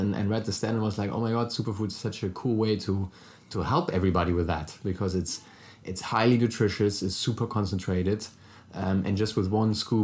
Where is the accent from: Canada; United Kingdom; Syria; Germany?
Germany; accent: German; English is a second language; moved away; originally from Germany, so sorry for my German accent already